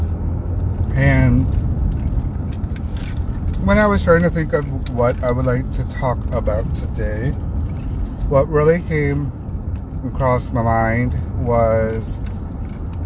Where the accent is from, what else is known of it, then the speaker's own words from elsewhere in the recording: Flint, Michigan, United States; moved away as an adult; also born or lived in Texas; I was born and raised in the Flint area